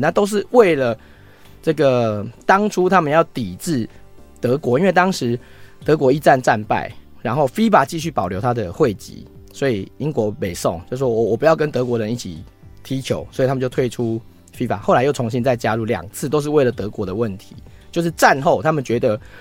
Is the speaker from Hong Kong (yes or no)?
no; Taiwan; 我们台湾人